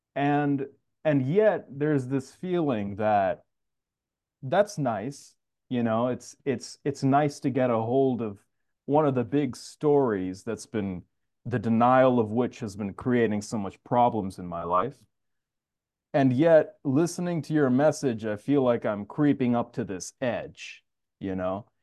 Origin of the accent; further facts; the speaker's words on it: New York City, New York, United States; I'm actually from Queens